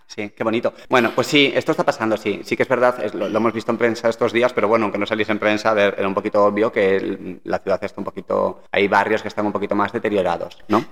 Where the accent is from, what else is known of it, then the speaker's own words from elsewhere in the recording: Galicia, Spain; Somos gallegos, espera, somos gallegos